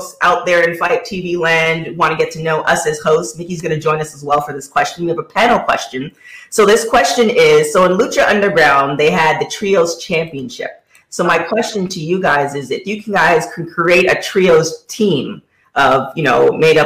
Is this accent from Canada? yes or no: yes; Canada; we're all Canadian